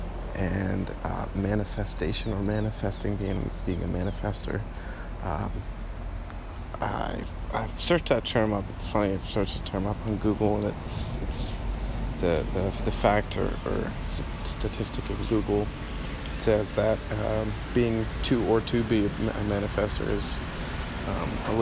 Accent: New Jersey, United States; moved away as an adult; also born or lived in Michigan; now in Florida, United States; I'm originally from New Jersey, born in Michigan, actually.

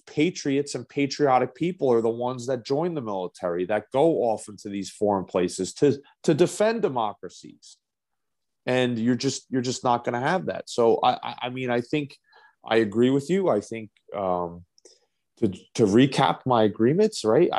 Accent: United States; as an American from the United States perspective

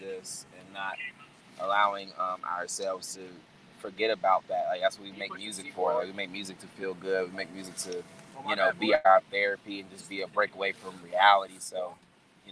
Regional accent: the South, United States; being from the South

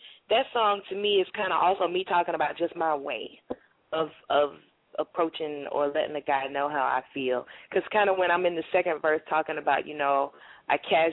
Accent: South Carolina, United States; born or raised there; accent: South Carolina accent; moved away as an adult; also born or lived in Washington, D.C.; now in New York, United States

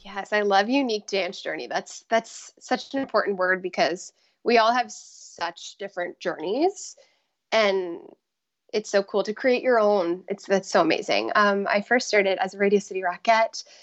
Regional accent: Tampa, Florida, United States; moved away; I grew up in the Tampa Bay area in Florida

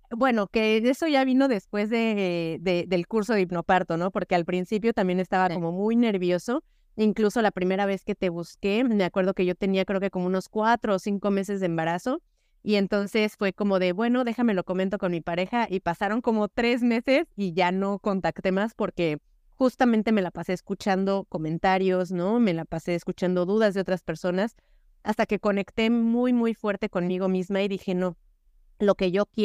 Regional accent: Mexico; porque por supuesto que no son, acá en México decimos que no son enchiladas, ¿no?

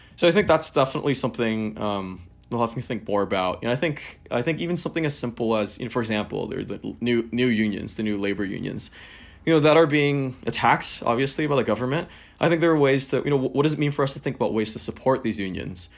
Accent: Hong Kong; growing up in Hong Kong

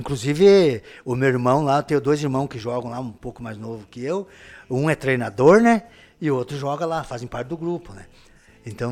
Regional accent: Paraná, Brazil; eu sou muito bairrista da minha terra, lá onde eu nasci, daqui

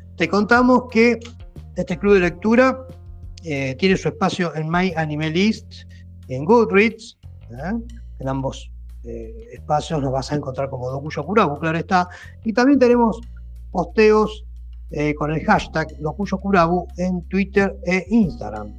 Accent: Argentina

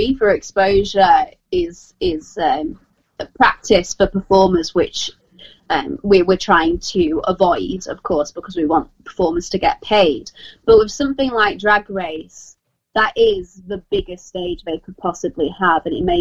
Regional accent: United Kingdom; we're British

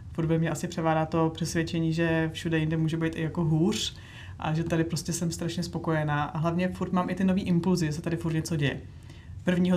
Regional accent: Bohemia, Czechia; já jsem na to tady jako z Čech nebyla vůbec zvyklá

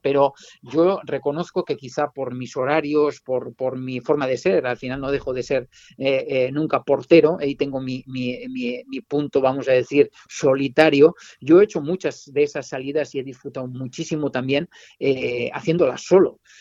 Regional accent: Navarre, Spain; mi tierra, eh, que es la, la Irati

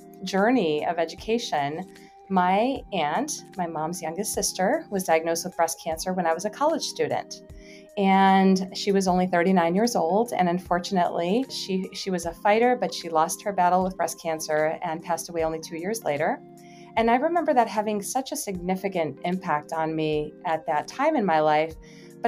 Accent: Chicago, Illinois, United States; I am from the Chicagoland area.

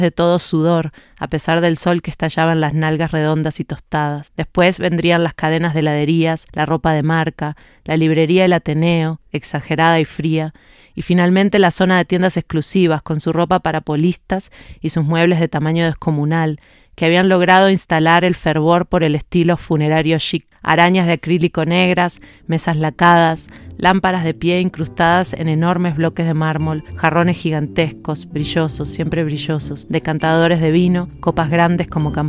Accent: Uruguay; moved away; also born or lived in France; Yo me fui de Uruguay en 2005 a Francia primero y ahí empezó mi periodo itinerante que sigue hasta hoy

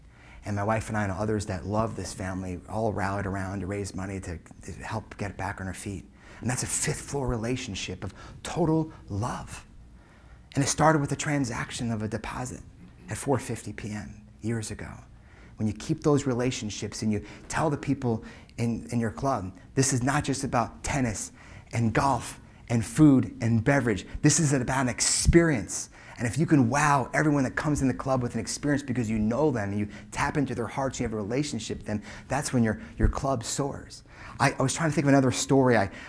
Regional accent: Colorado, United States; I grew up in Colorado and I ride horses.

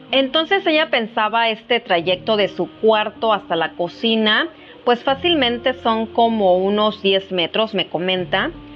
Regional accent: Mexico; como mexicanos tengamos esta cultura

